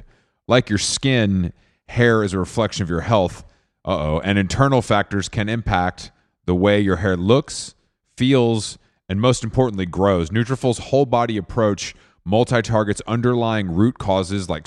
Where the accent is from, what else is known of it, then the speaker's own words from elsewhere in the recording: Atlanta, Georgia, United States; You're in my hometown